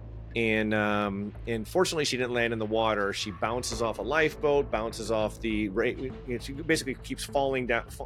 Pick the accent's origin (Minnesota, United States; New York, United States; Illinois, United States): Illinois, United States; Chicago; moved away as an adult; also born or lived in South Carolina; I grew up in Chicago